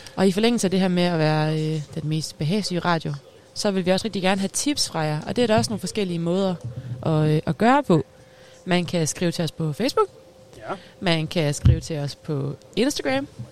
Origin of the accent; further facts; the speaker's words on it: Vodskov, North Denmark Region, Denmark; jeg er fra øh, Voskov